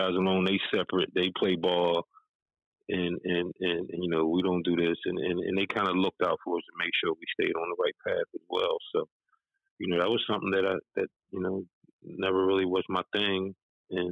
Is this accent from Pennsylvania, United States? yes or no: yes; Philadelphia, Pennsylvania, United States; growing up in Philly, man, just in the playgrounds and just, you know, guys I was growing up with mentoring me